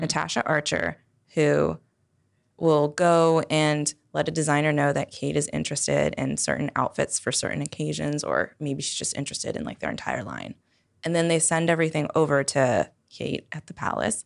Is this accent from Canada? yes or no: yes; Toronto, Ontario, Canada; I'm from Toronto